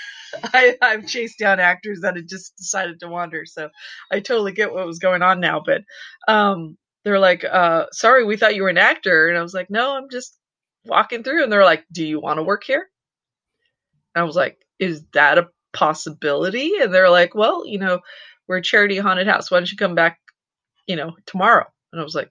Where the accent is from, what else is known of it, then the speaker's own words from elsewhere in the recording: San Francisco Bay Area, California, United States; I grew up in the San Francisco Bay Area